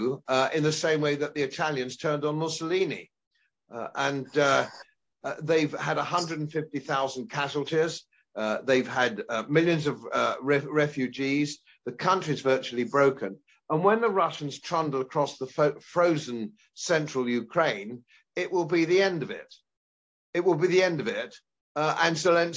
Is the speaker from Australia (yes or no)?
no; England, United Kingdom; I feel the same as an Englishman